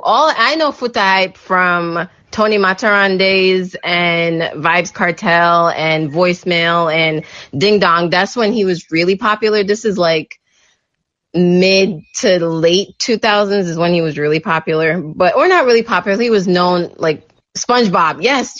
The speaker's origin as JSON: {"language": "English", "country": "Jamaica", "said": "especially for us, we're very prideful as Jamaican, you're spitting in our face"}